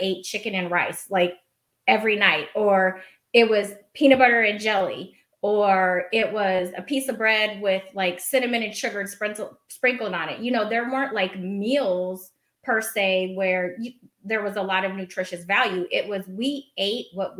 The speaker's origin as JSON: {"language": "English", "town": "Portland", "region": "Oregon", "country": "United States", "tie": "born or raised there", "said": "I was raised in Oregon. I probably should have said that, in Portland."}